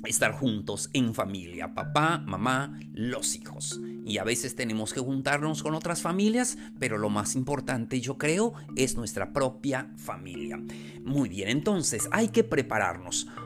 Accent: Mexico; especialmente acá en México, nosotros como mexicanos mm, dejamos hasta el último momento las cosas.

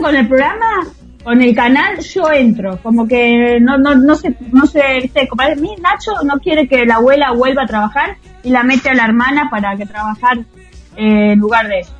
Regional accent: Tandil, Buenos Aires Province, Argentina; Yo en el cine dos veces con mi amiguita del colegio eh, en Tandil, en la matiné

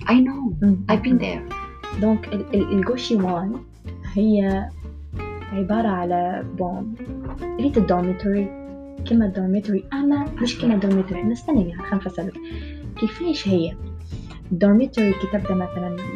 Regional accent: Tunisia; خاطر انا راني من تونس راه بالحق؟

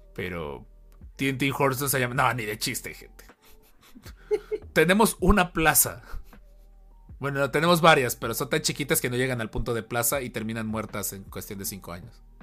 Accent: Xalapa, Veracruz, Mexico; Los que somos de Jalapa

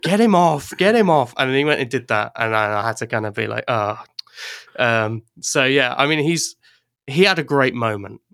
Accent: Ireland; also born or lived in England; now in Wales, United Kingdom; I'm English, but I grew up in Ireland, and then I moved back to England for a while, and now I live in Wales

